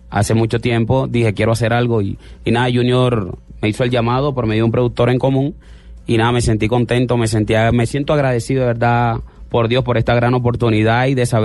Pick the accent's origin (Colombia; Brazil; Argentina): Colombia; Santa Marta, Magdalena; Eh, yo soy Samario.